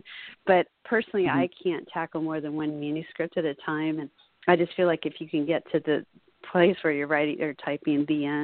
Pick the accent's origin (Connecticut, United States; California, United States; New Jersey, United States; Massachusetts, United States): California, United States; Laguna Beach; Laguna Beach, my hometown